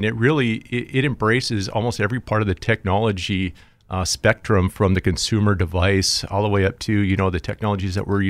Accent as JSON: {"language": "English", "town": "Jamestown", "region": "North Dakota", "country": "United States", "moved": "yes", "lives_now": "Fargo, United States", "said": "Originally from Jamestown, North Dakota, but I live right here in Fargo, North Dakota."}